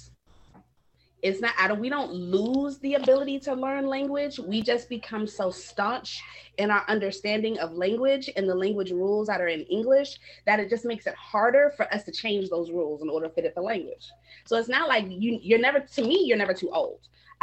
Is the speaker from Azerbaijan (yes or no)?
no; Wisconsin, United States; moved away; I'm from Wisconsin originally.